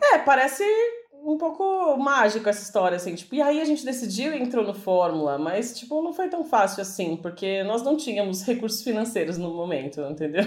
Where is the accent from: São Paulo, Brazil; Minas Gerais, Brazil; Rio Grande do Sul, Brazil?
São Paulo, Brazil; Aqui em São Paulo, que a gente é de São Paulo